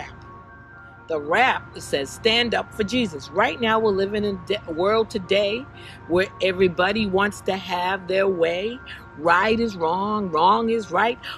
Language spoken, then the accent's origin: English; Bridgeport, Connecticut, United States; also born or lived in Boston; my hometown in Bridgeport, Connecticut